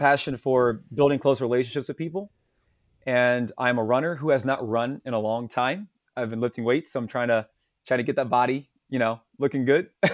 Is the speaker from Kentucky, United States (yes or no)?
yes; Louisville, Kentucky, United States; I am from Louisville, Kentucky. Uh, I was born here, raised here in the South, um, in the United States.